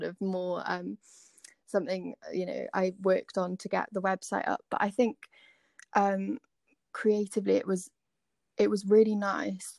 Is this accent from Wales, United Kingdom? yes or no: yes; Swansea, Wales, United Kingdom; I'm from Swansea, so not too far from Aberdare